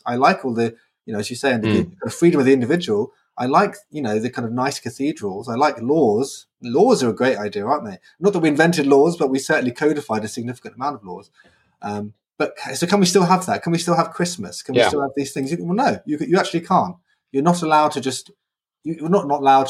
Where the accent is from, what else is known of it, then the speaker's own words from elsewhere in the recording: Brighton, South East England, United Kingdom; moved away; I was in Brighton, my hometown